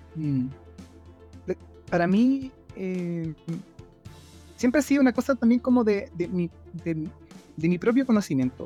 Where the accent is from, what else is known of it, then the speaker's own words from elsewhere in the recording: Chile; yo vivo en Chile, eh, soy chileno también